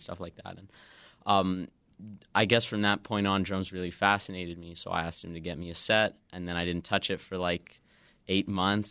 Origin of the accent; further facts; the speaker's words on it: Kamloops, British Columbia, Canada; now in Chicago, United States; I'm from uh, Western Canada. I'm okay. about like four hours north of Vancouver in a city called Kamloops.